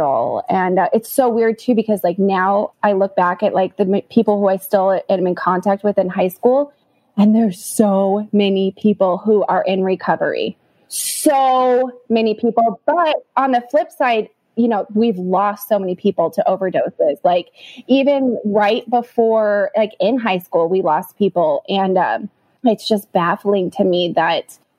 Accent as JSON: {"language": "English", "town": "Scottsdale", "region": "Arizona", "country": "United States", "tie": "born or raised there", "also_born_or_lived": "Ahwatukee, Phoenix, Arizona", "said": "I grew up in Scottsdale, and then we moved to a suburb of Phoenix"}